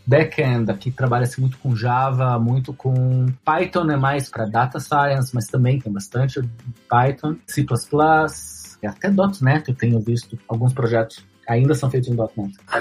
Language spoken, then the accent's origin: Portuguese; Curitiba, Paraná, Brazil; moved away as an adult; now in Israel; Eu sou de Curitiba